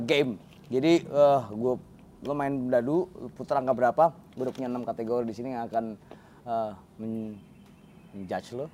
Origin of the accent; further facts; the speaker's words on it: Jakarta, Indonesia; gue kan anak Cengkareng